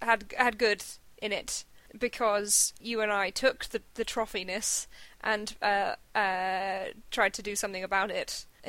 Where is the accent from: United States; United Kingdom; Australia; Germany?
United Kingdom; I am British